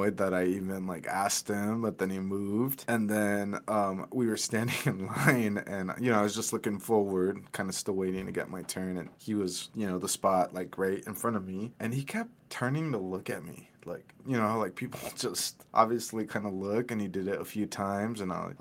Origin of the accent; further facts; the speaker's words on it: Caldwell, Idaho, United States; born and raised in Caldwell